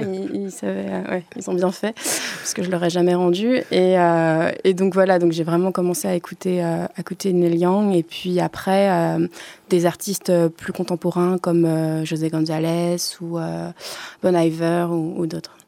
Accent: Lorient, Brittany, France; je suis singer-songwriter de Lorient

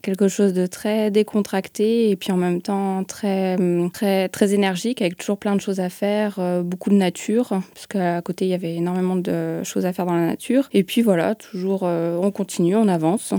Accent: Lyon suburbs, Auvergne-Rhône-Alpes, France; moved away; je viens de Lyon

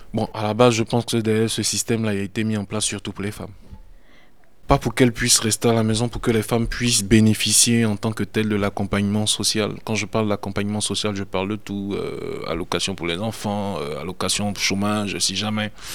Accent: Côte d’Ivoire; moved away as an adult; also born or lived in Italy; now in France; Je suis parti de la Côte d'Ivoire en 2001 pour des raisons d'études. J'ai atterri en Italie où je suis resté 10 ans, 11 ans presque.

